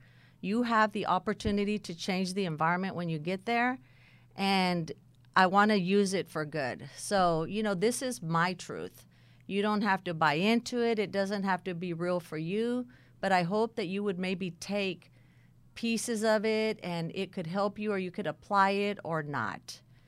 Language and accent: English; California, United States; I was born and raised in California. And I was raised by my dad's mother, my grandmother.